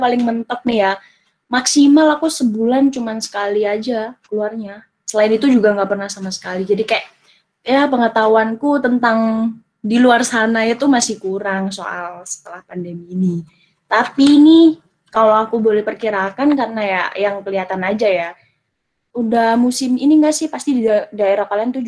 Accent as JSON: {"language": "Indonesian", "town": "Jombang", "region": "East Java", "country": "Indonesia", "said": "sebenarnya dibilang Jombang, ya emang masuk Jombang. Tapi ini bener-bener Jombang yang paling utara dan timur."}